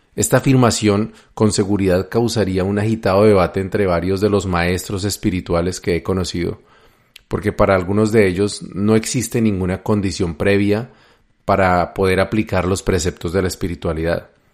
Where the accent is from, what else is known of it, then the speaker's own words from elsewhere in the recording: Colombia; mi país, Colombia